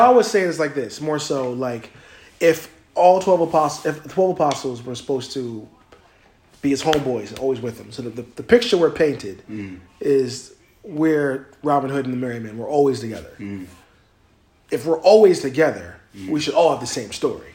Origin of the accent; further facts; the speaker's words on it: near Cherry Hill, New Jersey, United States; I'm not really from Cherry Hill. I'm, I'm just near it